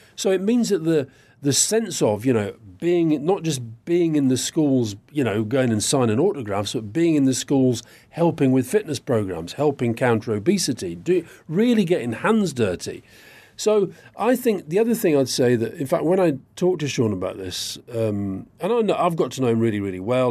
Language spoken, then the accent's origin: English; Keighley, Yorkshire and the Humber, United Kingdom; I grew up in Yorkshire which is you know fairly near Burnley. Where I was in Keighley, about 19, 20 miles away